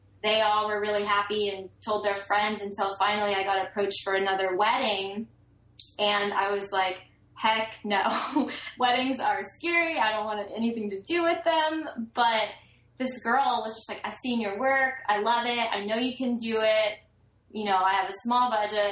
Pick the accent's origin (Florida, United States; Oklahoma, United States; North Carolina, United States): Florida, United States; Gainesville; I was born in Gainesville, Florida